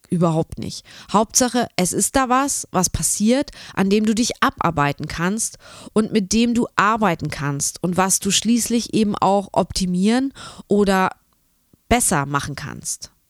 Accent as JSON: {"language": "German", "town": "Braunschweig", "region": "Lower Saxony", "country": "Germany", "said": "Genau, ich bin ja auch aus Braunschweig und ähm, genau, wir kennen uns schon eine ganze Weile durch die Kreativregion"}